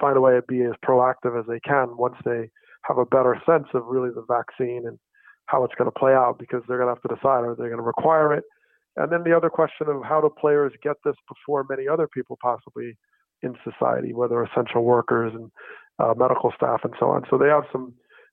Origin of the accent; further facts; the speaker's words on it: New Jersey, United States; I grew up in New Jersey